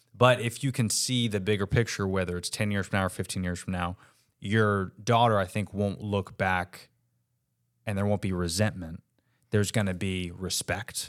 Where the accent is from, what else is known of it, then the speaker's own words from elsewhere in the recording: Orlando, Florida, United States; I was raised, if anybody knows Orlando, um, Lee Road.